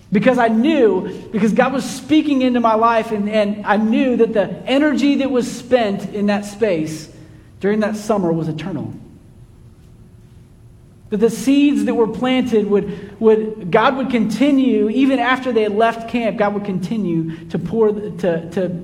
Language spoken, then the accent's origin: English; Kansas City, United States; moved away as an adult; also born or lived in Livingston, Texas; now in Texas, United States; Growing up in Kansas City, I had some Highland Park roommates